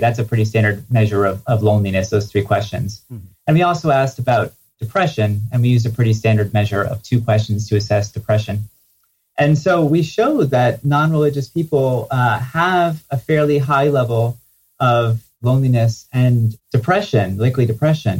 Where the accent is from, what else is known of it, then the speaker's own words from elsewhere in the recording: New Jersey, United States; I grew up in New Jersey, and it was not a very religious community.